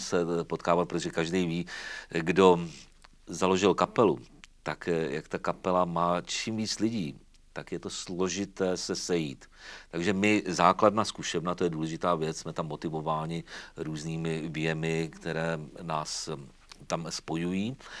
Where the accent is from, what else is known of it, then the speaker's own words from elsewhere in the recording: Třeboň, South Bohemian Region, Czechia; also born or lived in Zlín / Vizovice; vrátil jsem se domů do Třeboně